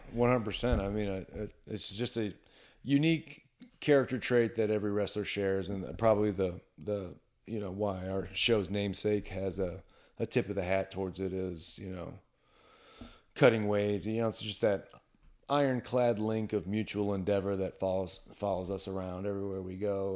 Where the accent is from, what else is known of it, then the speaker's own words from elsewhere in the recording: Lima, Ohio, United States; also born or lived in upstate New York / Western Pennsylvania; born in upstate New York, moved to Ohio when I was five years old.